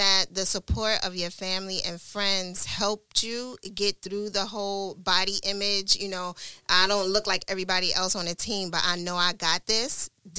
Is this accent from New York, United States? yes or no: yes; New York City, New York, United States; we grew up together in Brooklyn.